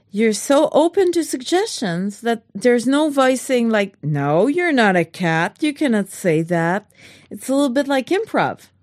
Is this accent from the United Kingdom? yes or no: no; Canada; I'm French Canadian